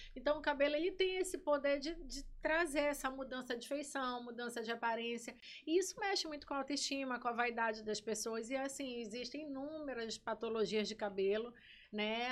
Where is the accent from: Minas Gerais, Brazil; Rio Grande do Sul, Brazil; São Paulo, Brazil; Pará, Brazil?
Pará, Brazil; Belém; moved away as an adult; also born or lived in Manaus; now in Maranhão, Brazil; Eu sou natural de Manaus, mas assim, me criei em Belém, né? Fui para Belém bem pequena ainda, me criei em Belém